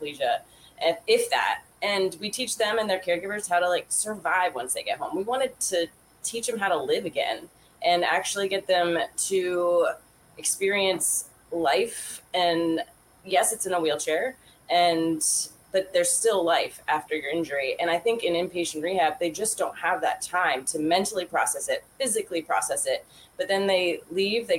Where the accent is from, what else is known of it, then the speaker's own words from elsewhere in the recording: Vermont, United States; I'm from Vermont